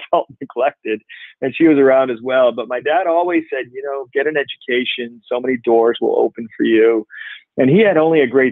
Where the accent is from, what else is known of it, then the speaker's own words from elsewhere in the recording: Toronto, Ontario, Canada; English is a second language; moved away as an adult; also born or lived in India / Chicago / Michigan; grew up in Canada, went through all of the junior school, middle school, and high school here in Etobicoke